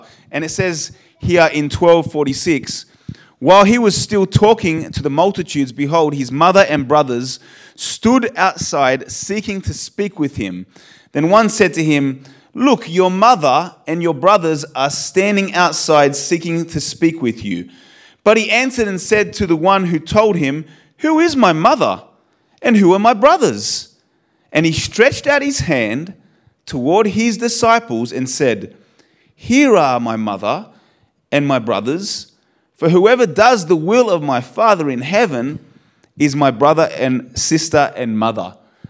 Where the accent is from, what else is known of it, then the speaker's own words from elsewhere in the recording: Australia; born there; You know, I'm Polish. You know, my blood is Polish, born in Australia, so I guess I'm an Australian Polish human being.